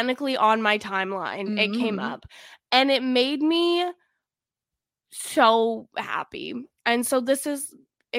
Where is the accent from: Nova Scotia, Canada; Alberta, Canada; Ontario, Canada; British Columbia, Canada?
Alberta, Canada; where I grew up in Alberta